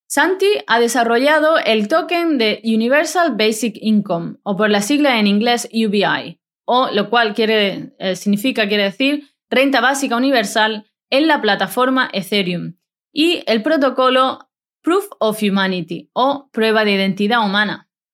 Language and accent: Spanish; Spain; moved away; estoy transmitiendo este podcast a 17.000 kilómetros de distancia de mi tierra